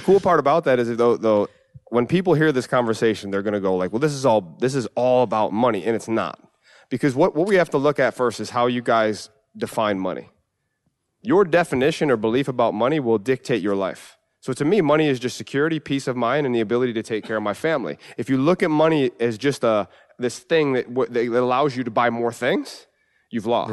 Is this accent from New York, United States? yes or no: yes; New York, United States; And it's home. Uh, you know, my, my hometown